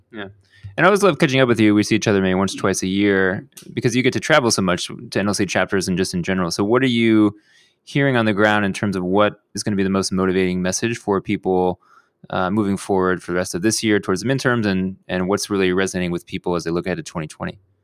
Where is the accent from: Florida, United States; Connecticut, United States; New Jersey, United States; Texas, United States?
Texas, United States; Houston; my hometown of Houston, Texas